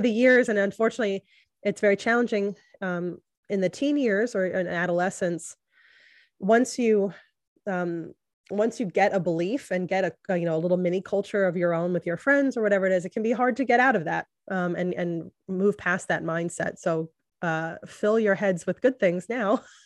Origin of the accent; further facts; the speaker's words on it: the Bible Belt, United States; I grew up in the Bible Belt